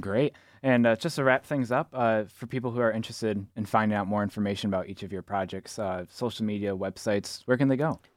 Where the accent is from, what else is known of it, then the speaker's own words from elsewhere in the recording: Zeeland, Michigan, United States; I grew up in Zealand